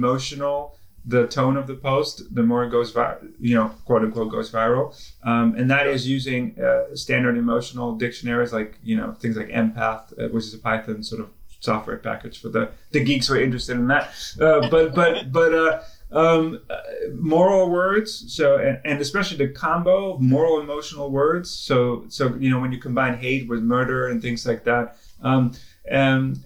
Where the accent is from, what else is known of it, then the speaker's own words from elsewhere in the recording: Netherlands; moved away; I'm originally from the Netherlands